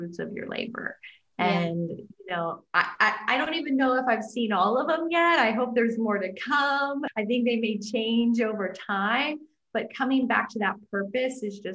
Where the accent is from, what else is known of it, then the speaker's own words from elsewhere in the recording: Iowa, United States; I grew up in Iowa. I'm a farm girl.